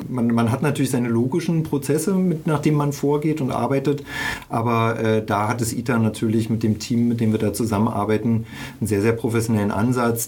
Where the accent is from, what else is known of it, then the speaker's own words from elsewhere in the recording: Berlin, Germany; ich bin in der DDR groß geworden, also in Ostberlin.